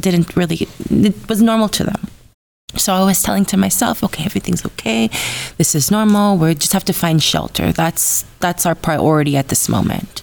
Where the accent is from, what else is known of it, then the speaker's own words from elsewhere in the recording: Los Angeles, California, United States; I grew up in Los Angeles my whole life